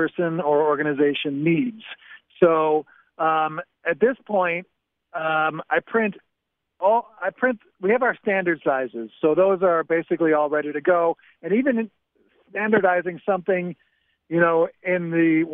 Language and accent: English; Chicago, Illinois, United States; now in Safed, Israel; I'm originally from Chicago, and I've lived here since 97. I live in Tzfat right now.